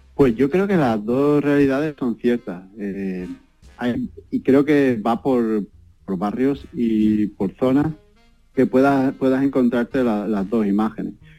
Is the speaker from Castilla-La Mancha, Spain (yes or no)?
no; Barbate, Andalusia, Spain; moved away as an adult; also born or lived in Seville / Stuttgart / Berlin / Düsseldorf; now in New York, United States; cuando salí de Barbate, pues fui a Sevilla a estudiar